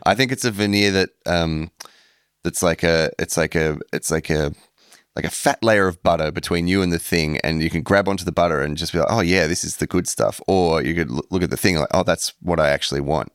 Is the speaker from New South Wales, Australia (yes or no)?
no; Melbourne, Victoria, Australia; moved away; growing up in Melbourne, I didn't have a sense that it was cool there at all